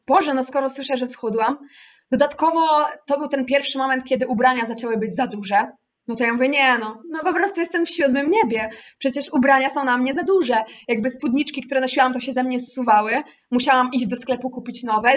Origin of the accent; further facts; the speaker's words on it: Łódź, Łódź Voivodeship, Poland; ja pochodzę z Łodzi